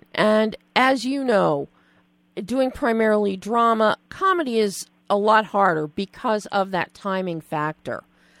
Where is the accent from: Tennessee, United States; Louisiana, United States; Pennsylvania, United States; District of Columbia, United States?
Pennsylvania, United States; Philadelphia; I'm from Philly, and my grandparents' house is in Forked River.